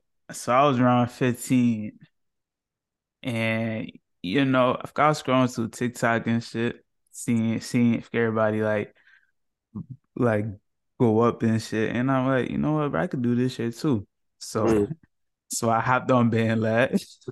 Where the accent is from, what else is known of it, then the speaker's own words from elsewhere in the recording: Long Island, New York, United States; I'm from New York. Long Island.